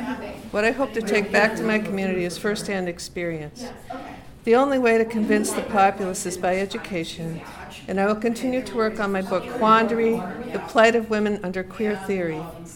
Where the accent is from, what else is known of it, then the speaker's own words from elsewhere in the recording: Boston, Massachusetts, United States; I'm from Boston.